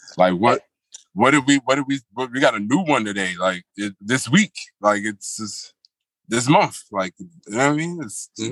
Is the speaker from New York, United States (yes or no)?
yes; New York City, New York, United States; also born or lived in Manhattan; now in Yonkers, United States; right now, I'm reporting live from Yonkers. Um, I go by way of uh, Brooklyn, New York